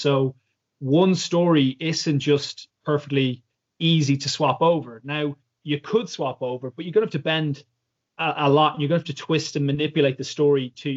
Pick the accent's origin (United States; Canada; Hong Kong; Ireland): Ireland; now in London, United Kingdom; Irish people love spinning a few yarns as well. So stories are sort of a cultural part of my DNA